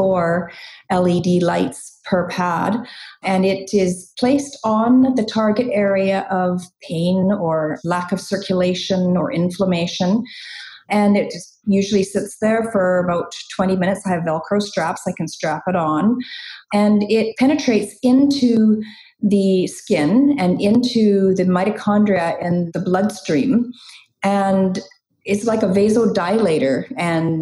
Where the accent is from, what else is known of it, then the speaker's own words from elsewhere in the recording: Chilliwack, British Columbia, Canada; also born or lived in England; I immigrated from England when I was 6 years old, and I've been in Chilliwack ever since.